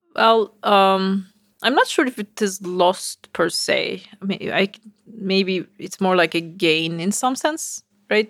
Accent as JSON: {"language": "English", "region": "Istanbul", "country": "Turkey", "tie": "born or raised there", "moved": "as an adult", "lives_now": "United States", "said": "I, uh, was born in Istanbul. So I grew up in Turkey"}